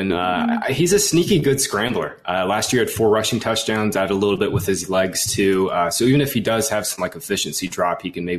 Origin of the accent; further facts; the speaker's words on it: North Carolina, United States; Mountains can be scary, especially when they start snowing. I'm from North Carolina.